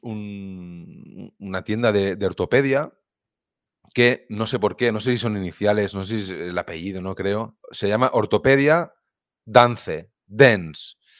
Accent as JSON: {"language": "Spanish", "town": "Viladecans", "region": "Catalonia", "country": "Spain", "said": "yo soy de Vila de cerca de Barcelona"}